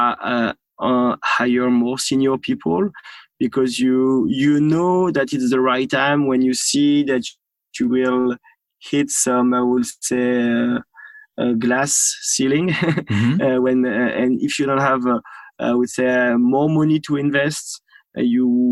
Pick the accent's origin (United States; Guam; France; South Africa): France; Normandy; accent: French; English is a second language; I grew up in Normandy.